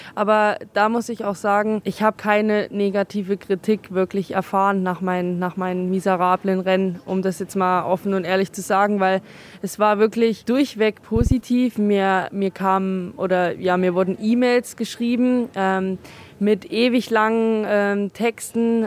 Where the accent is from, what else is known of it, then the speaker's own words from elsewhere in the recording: Oberhof, Thuringia, Germany; hier ähm, in meiner Heimat